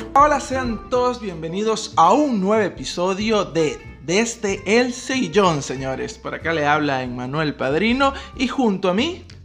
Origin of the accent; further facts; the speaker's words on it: Maturín, Monagas, Venezuela; moved away as an adult; now in Buenos Aires, Argentina; somos personas que somos de Maturín e inmigramos acá.